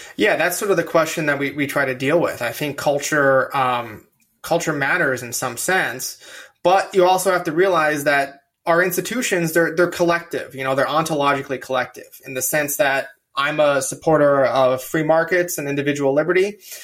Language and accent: English; California, United States; now in Virginia, United States; I'm from California